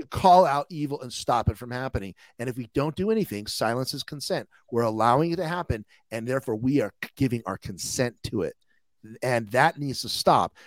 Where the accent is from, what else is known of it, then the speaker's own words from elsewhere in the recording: United States; we as an American people